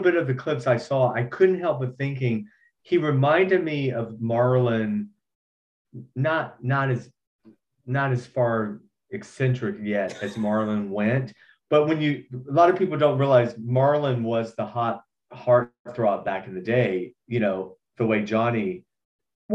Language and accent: English; Georgia, United States; I'm from Georgia